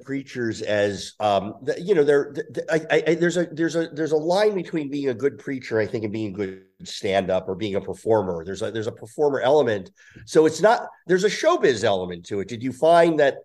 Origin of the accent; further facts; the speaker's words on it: New Jersey, United States; I grew up in Jersey